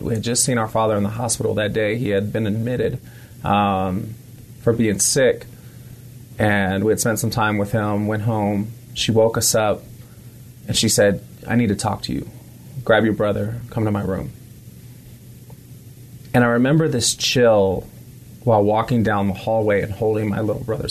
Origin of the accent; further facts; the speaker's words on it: San Francisco, California, United States; also born or lived in Bay Area, California; I was extremely young growing up in San Francisco before I kind of relocated around California in the Bay Area